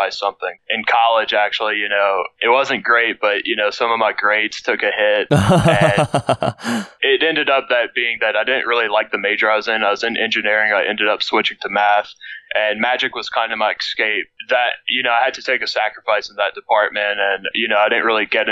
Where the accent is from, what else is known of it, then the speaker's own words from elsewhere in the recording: Cut Off, Louisiana, United States; also born or lived in Lafayette, Louisiana; I grew up in a very small town called Cut Off, Louisiana